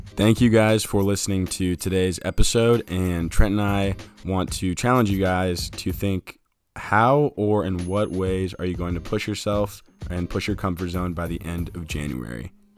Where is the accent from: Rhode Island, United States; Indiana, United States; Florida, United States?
Indiana, United States; Fort Wayne; I'm from Fort Wayne, Indiana.